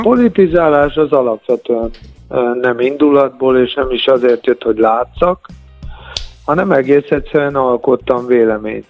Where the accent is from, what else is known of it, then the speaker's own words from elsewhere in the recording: Budapest, Hungary; Hát a nyolcadik kerületben nőttem föl